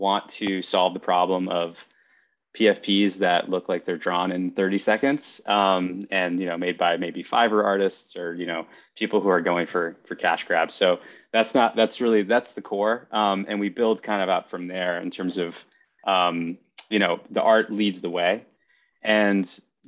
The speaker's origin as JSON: {"language": "English", "region": "East Coast", "country": "United States", "moved": "yes", "lives_now": "Los Angeles, United States", "said": "I'm from the East Coast originally"}